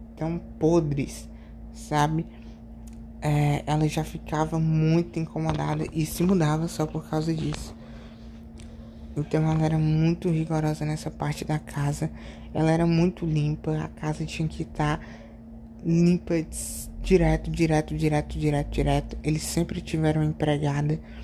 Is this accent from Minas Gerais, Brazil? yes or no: no; Ceará, Brazil; eu sou do Ceará